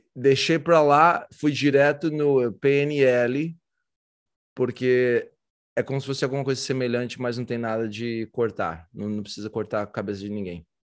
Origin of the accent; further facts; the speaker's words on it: Brazil; sou do Brasil